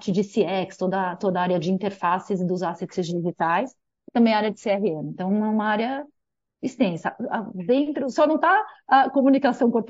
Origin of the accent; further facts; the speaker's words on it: São Paulo, Brazil; Daqui de São Paulo. Paulistana, é São Paulo. paulistana, total. Nunca morei em outra cidade, olha que coisa.